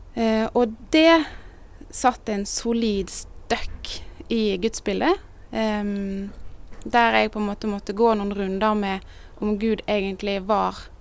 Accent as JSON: {"language": "Norwegian", "town": "Bergen", "region": "Vestland", "country": "Norway", "also_born_or_lived": "Northern Norway / Sørlandet", "moved": "as an adult", "lives_now": "Kristiansand, Norway", "said": "Jeg er egentlig bergenser"}